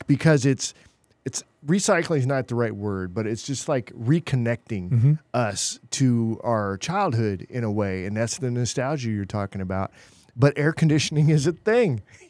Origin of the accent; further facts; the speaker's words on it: California, United States; also born or lived in Oregon; now in Texas, United States; California, Southern Oregon. We didn't have air conditioning, wasn't really needed there until I ended up here in Texas.